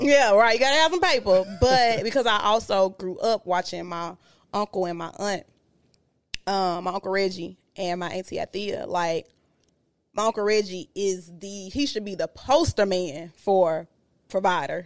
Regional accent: Memphis, Tennessee, United States; moved away; I'm from Memphis

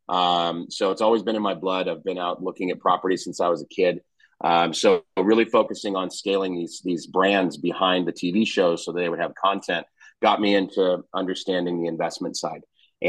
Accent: San Diego, California, United States; moved away as an adult; also born or lived in Orange County / Los Angeles; now in Phoenix, United States; I'm born and raised in Southern California in San Diego. Spent most of my life, up until very recently in Southern California, San Diego, Orange County, Los Angeles. I went to Pepperdine, University of Malibu.

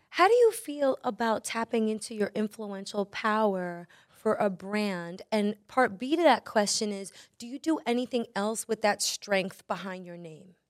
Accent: New York City, New York, United States; I am from Brooklyn

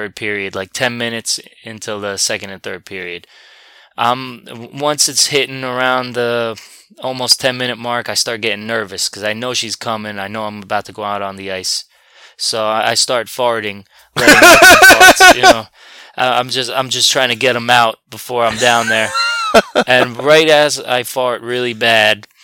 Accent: New Jersey, United States; I grew up a Rangers fan instead of a Devils fan, even though I'm from New Jersey

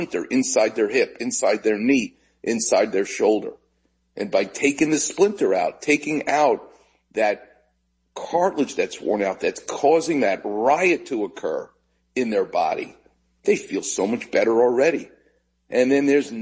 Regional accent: New York, United States; now in Los Angeles, United States; I'm Jewish and I'm from New York

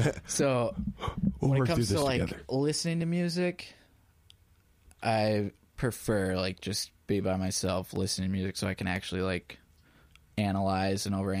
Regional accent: Holland, Michigan, United States; I'm from Holland

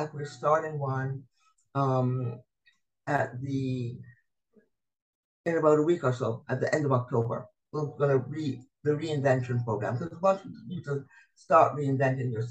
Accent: Barbados; moved away; I'm originally from Barbados

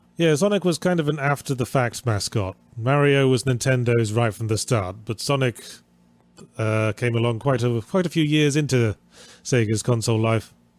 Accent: England, United Kingdom; I'm English

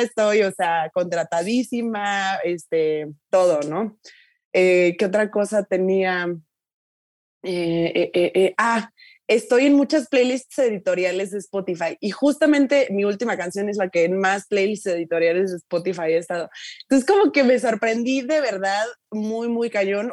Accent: Tuxtla Gutiérrez, Chiapas, Mexico; moved away as an adult; te regresas aquí a tuxla a vivir

